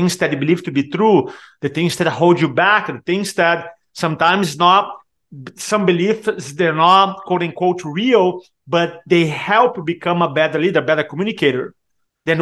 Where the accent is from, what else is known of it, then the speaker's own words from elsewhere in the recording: Brazil; first language Portuguese; English is a second language; moved away as an adult; also born or lived in San Diego, United States; now in Charleston, United States; growing up in Brazil, I struggle with Portuguese.